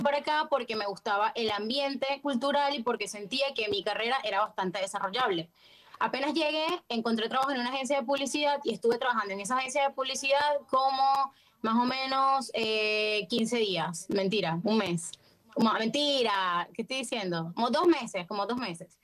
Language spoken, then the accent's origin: Spanish; Venezuela; moved away as an adult; now in Buenos Aires, Argentina; yo vivo en Argentina, vivo en Buenos Aires desde hace cuatro años, pero soy de Venezuela, por si no lo notaron por mi acento